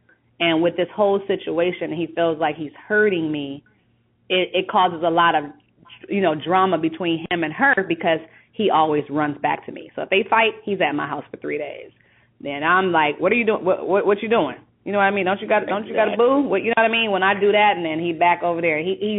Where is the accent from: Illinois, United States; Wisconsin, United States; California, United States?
California, United States; Compton; Born and raised.